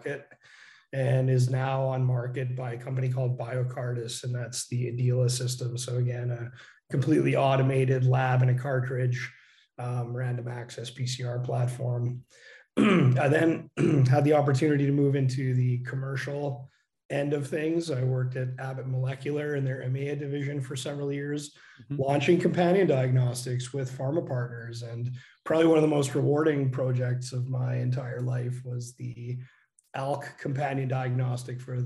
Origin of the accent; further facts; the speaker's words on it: Canada; accent: Canadian; moved away; also born or lived in Calgary, Canada / Dresden, Germany; So you might hear my Canadian accent come through.